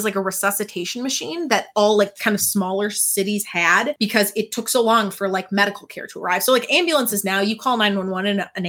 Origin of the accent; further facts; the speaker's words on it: Minnesota, United States; It's like when I say I'm from Minneapolis. Yeah. And it's like, I'm not. We're from a suburb.